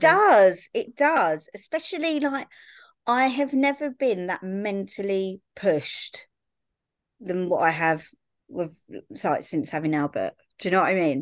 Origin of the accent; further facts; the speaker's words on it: Brighton, South East England, United Kingdom; I'm from Brighton, but my mum and dad used to sort of buy and sell properties around, like, little villages